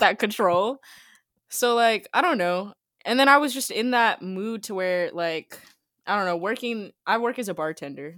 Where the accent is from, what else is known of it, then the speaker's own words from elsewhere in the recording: Jacksonville, Florida, United States; I'm from Jacksonville, Florida.